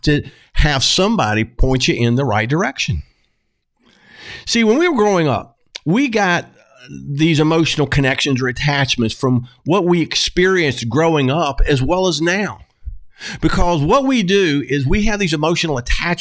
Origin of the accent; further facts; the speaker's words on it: the South, United States; I'm from the South